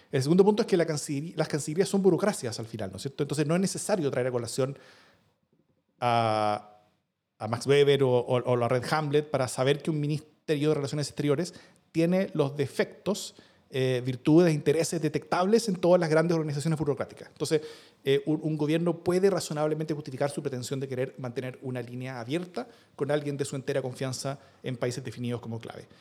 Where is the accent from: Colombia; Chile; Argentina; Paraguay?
Chile